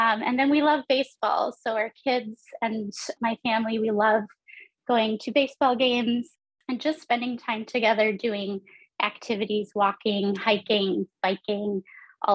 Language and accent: English; Stevens Point, Wisconsin, United States; I grew up in Stevens Point, which is like right in the center